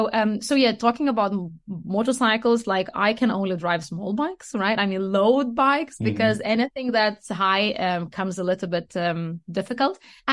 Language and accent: English; Lithuania; English is a second language; now in Denmark; So I live in Denmark, but I am not Danish. I come from Lithuania.